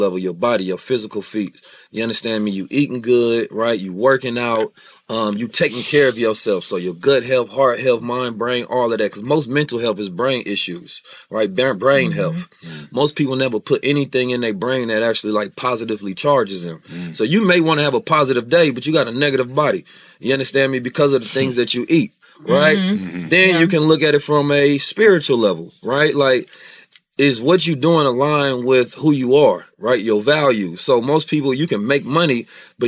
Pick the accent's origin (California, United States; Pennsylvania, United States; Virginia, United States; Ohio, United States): California, United States; Oakland; born or raised there; also born or lived in St. Louis, Missouri